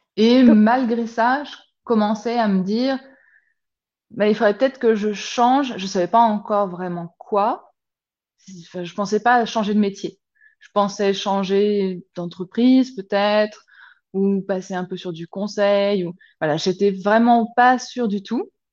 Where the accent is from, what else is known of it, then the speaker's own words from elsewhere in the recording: Lyon, Auvergne-Rhône-Alpes, France; moved away as an adult; also born or lived in Chartres / south of Paris / Bourg-en-Bresse / Clermont-Ferrand; now in Zurich, Switzerland; on a fini par s'établir sur Lyon.